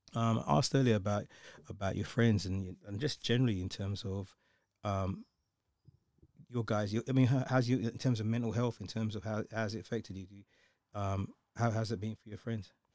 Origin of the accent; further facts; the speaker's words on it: London, United Kingdom; growing up in, in the U K, growing up in London